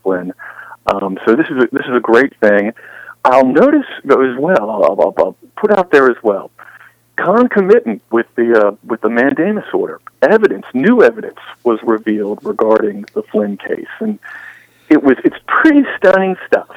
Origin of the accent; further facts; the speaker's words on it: United States; as an American